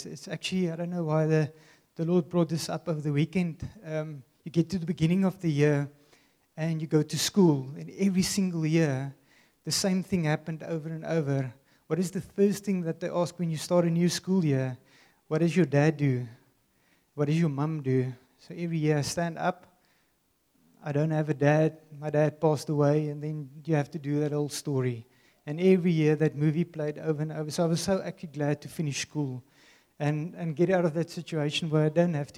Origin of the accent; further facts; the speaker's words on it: Worcester, Western Cape, South Africa; I grew up in Worcester